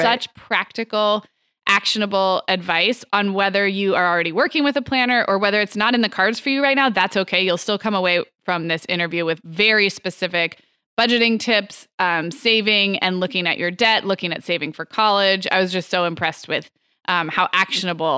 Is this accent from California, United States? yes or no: yes; Santa Barbara, California, United States; also born or lived in Chicago / Arizona; now in Orange County, United States; my hometown of Santa Barbara